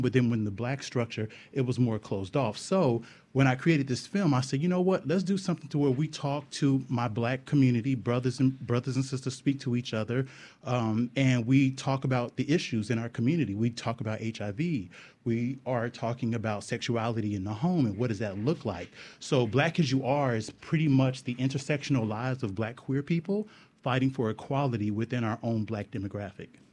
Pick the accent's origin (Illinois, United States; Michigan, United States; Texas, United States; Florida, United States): Texas, United States; Houston; growing up playing football in Texas. I'm from Texas, from Houston